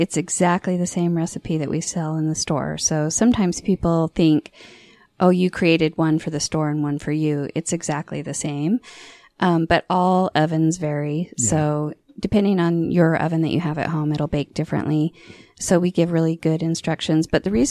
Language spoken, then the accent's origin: English; Saudi Arabia; also born or lived in Arizona; now in Utah, United States; I was born in Arizona. I grew up in Saudi Arabia. And then I came here for school.